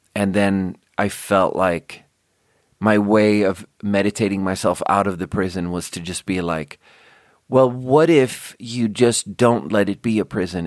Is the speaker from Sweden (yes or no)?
yes; Sweden; born or raised there; now in United States